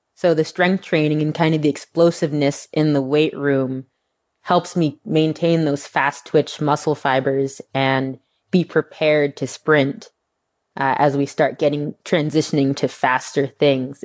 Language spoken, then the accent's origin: English; Northeast, United States; moved away as an adult; now in Texas, United States; growing up on the Northeast